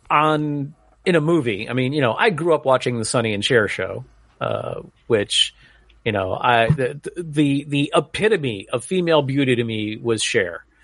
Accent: New England, United States; When I was growing up in New England, uh, Phil Rizzuto, the Money Store was like one of those second or third mortgage places that would just totally prey on old people.

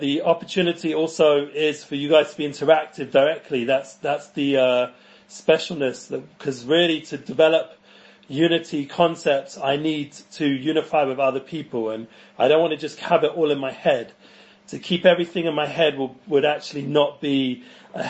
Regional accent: London, United Kingdom; moved away as an adult; now in Israel; I grew up in North London in the entertainment world

